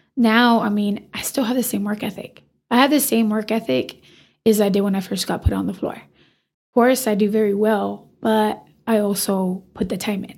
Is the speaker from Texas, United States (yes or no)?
yes; Amarillo, Texas, United States; born or raised there